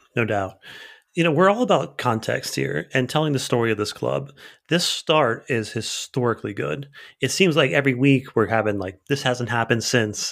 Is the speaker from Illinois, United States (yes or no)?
no; Bridgewater, New Jersey, United States; I'm from Bridgewater